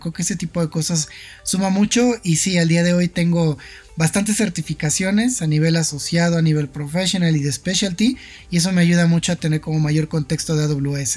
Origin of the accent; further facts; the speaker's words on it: Mexico City, Mexico; soy originario de la Ciudad de México